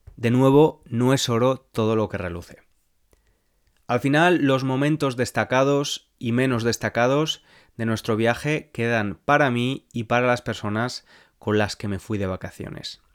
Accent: Spain; accent: Spanish; my Spanish accent

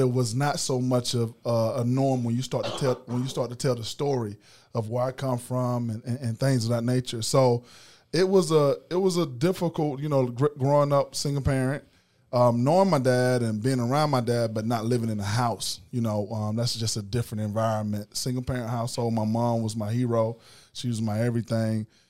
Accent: Macon, Georgia, United States; I'm from East Macon and, um, Fort Hill to be exact

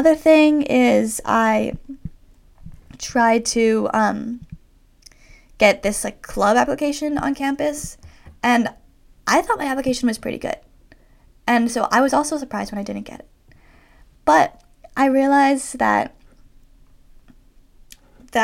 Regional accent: Toronto, Ontario, Canada; moved away as an adult; also born or lived in Boston; we're both from Toronto

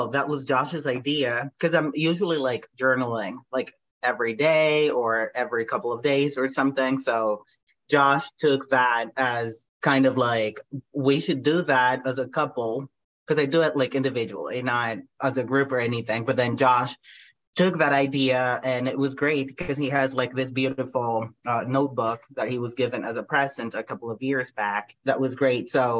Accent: Medellín, Antioquia, Colombia; English is a second language; moved away as an adult; now in United States; I was born and raised in Colombia, South America. And that's where all my family still is.

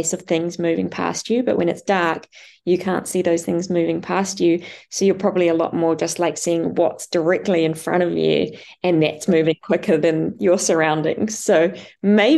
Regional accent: Noosa, Queensland, Australia; my hometown in Noosa

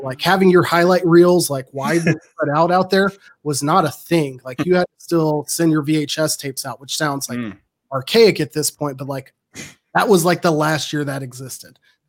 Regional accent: Arlington, Texas, United States; So I grew up in Arlington between Dallas and Fort Worth.

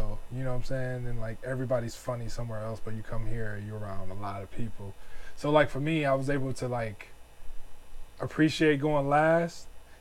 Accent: Cleveland, Ohio, United States; also born or lived in Richmond, Virginia; now in New York, United States; I'm from Cleveland

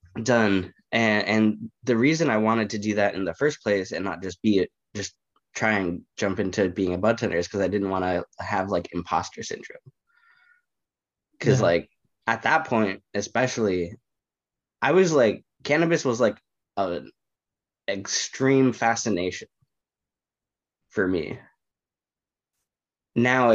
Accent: Bay Area, California, United States; also born or lived in Chicago; So I'm from California, born and raised. I've lived in the Bay Area for the better part of my life

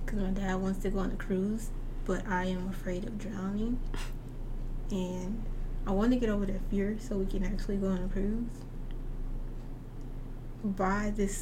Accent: North Little Rock, Arkansas, United States; I'm still from North Little Rock

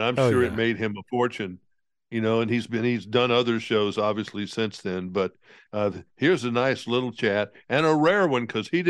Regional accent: the South, United States; I'm from the South.

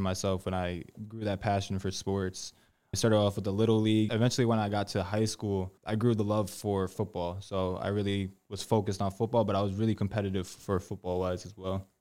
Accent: Bristol, Connecticut, United States; I was born born in Bristol, Connecticut.

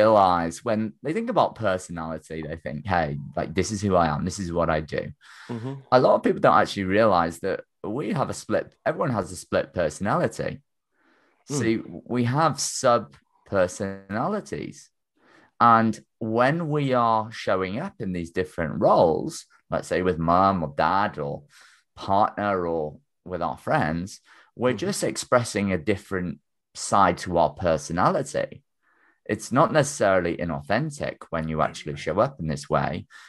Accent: Wales, United Kingdom; moved away as an adult; my small country village that I grew up in North Wales here in the UK.

